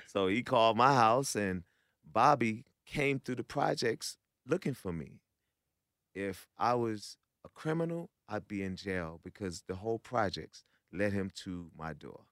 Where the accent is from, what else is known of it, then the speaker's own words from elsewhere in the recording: New York, United States; I'm from New York